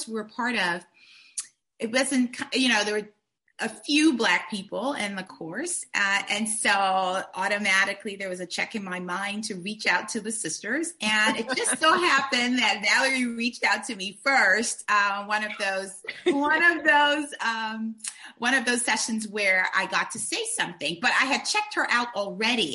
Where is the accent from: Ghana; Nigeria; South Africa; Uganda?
Nigeria; also born or lived in Cameroon; now in Virginia, United States; I was born in Nigeria to parents who are Cameroonian.